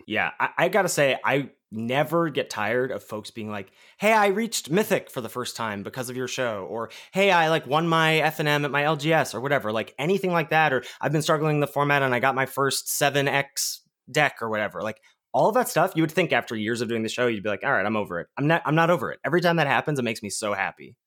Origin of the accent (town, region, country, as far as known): Pittsburgh, Pennsylvania, United States; born or raised there